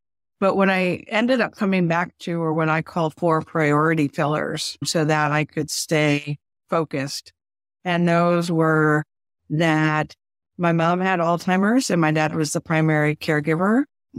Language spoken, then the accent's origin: English; New England, United States; now in Virginia, United States; I am a transplant from New England down to Virginia. So now I'm a little further south.